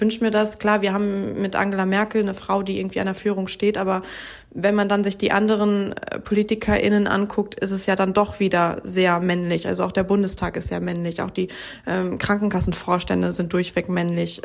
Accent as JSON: {"language": "German", "country": "Germany", "said": "bei uns in Deutschland"}